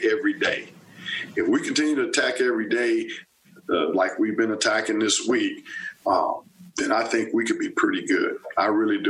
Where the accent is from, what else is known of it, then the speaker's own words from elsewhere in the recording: Texas, United States; also born or lived in Stillwater, Oklahoma / College Station, Texas / Tuscaloosa, Alabama / Evanston, Illinois; now in Manhattan, Kansas, United States; I'm from Texas originally and I have family that was around